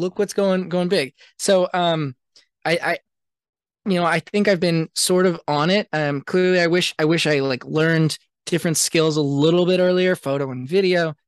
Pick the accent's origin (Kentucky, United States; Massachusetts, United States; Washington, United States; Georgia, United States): Washington, United States; Seattle; I grew up in Seattle, which was, like, a really cool music scene